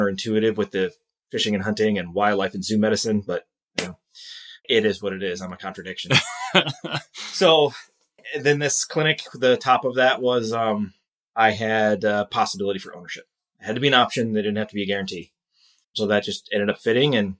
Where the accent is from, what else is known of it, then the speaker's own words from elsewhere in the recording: Eastern Iowa, United States; moved away as an adult; also born or lived in Dubuque, Iowa; now in Green Bay, United States; I grew up in Eastern Iowa